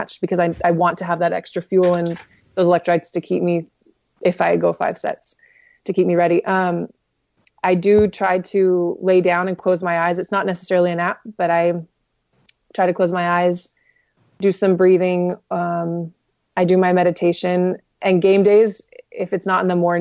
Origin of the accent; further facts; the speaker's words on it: Bonsall, California, United States; I'm actually from Bonzel. I'm from Bonzel